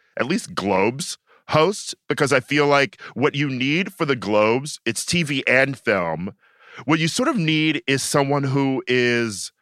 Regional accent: Midwest, United States; moved away; growing up in the Midwest, like watching viewing parties in high school and college

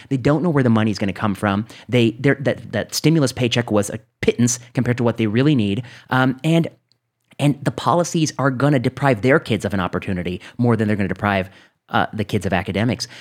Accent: Northwest Indiana, United States; I grew up in Northwest Indiana

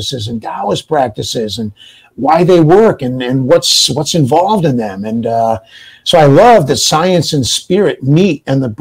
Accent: New Bedford, Massachusetts, United States; I was raised in New Bedford, Massachusetts

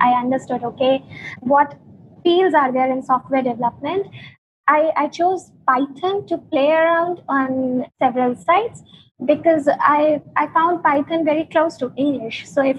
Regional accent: India; moved away as an adult; now in Berlin, Germany; So in 2018, we got an opportunity to move to Berlin, and we moved here from India.

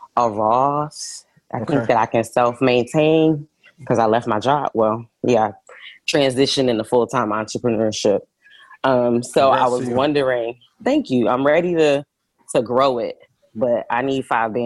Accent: Philadelphia, Pennsylvania, United States; now in Atlanta, United States; Philadelphia by way of Atlanta

